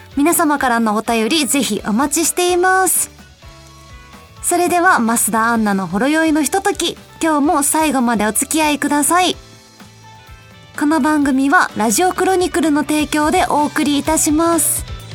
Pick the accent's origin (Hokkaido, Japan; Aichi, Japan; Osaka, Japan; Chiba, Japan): Osaka, Japan; 私の出身が大阪なんですけど